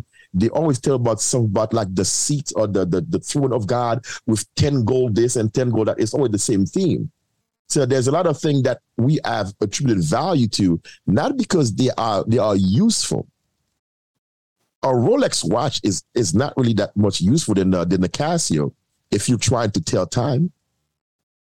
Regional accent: Haiti; I'm from Haiti

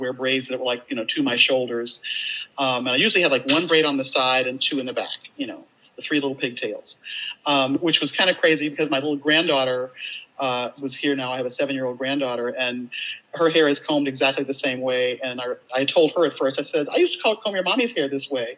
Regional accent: St. Louis, Missouri, United States; I was a little black girl growing up in St. Louis, you know, in the 1950s and 60s

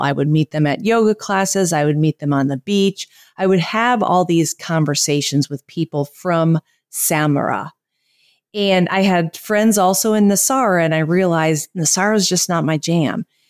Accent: United States; moved away as an adult; now in Costa Rica; I am a American living in a, in Costa Rica

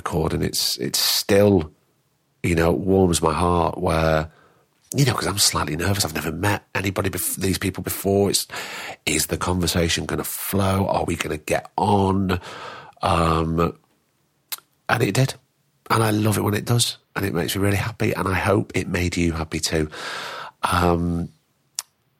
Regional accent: Blackpool, North West England, United Kingdom; I'm from Blackpool

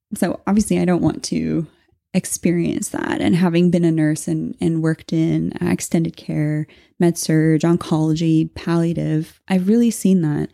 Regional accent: Canada; we're Canadian.

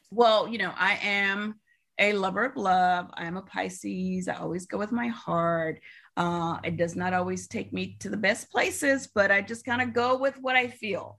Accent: Alabama, United States; moved away as an adult; also born or lived in New York City; I am originally from Alabama

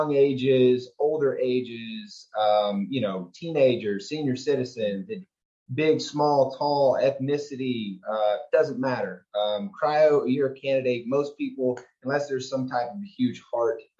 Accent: Houston, Texas, United States; I grew up in Houston, Texas, a Texan boy, Southern kid.

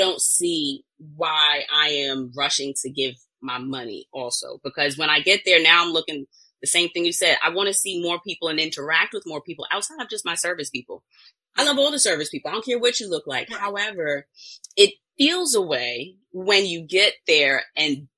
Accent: New York, United States; I'm from New York, so Virginia, D.C., Maryland, went to Florida

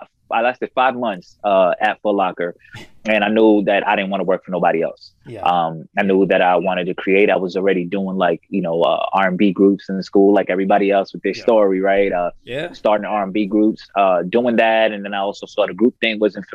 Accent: New York City, New York, United States; also born or lived in Harlem, New York / Queens, New York; born and raised in Queens, New York. Grew up in Harlem. So I was back and forth.

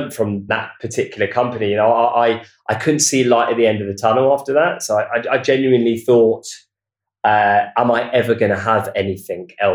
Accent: Watford, East of England, United Kingdom; moved away as an adult; now in London, United Kingdom; We grew up in near Watford in Hertfordshire

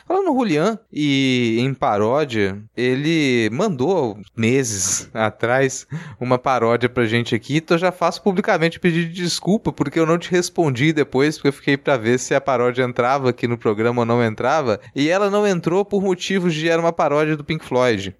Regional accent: Minas Gerais, Brazil; nasci em Minas

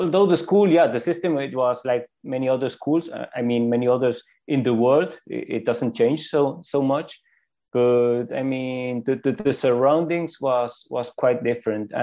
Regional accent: Switzerland; also born or lived in Canary Islands; now in Chile; I was raised in Switzerland

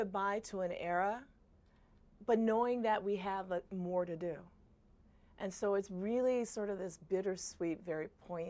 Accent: Chicago, Illinois, United States; also born or lived in Alabama; I grew up in Woodlawn, the south side of Chicago, African-American community.

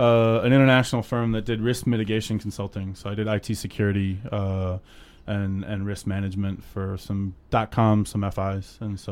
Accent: Cleveland, Ohio, United States; I grew up in Cleveland. I went to college in Alabama.

